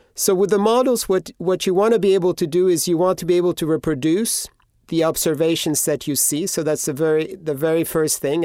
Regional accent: Greece; moved away; I grew up in Greece

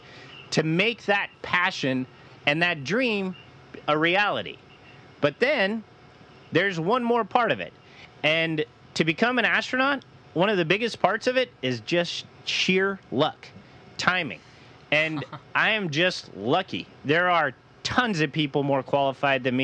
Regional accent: Louisville, Colorado, United States; my hometown in Colorado, Louisville

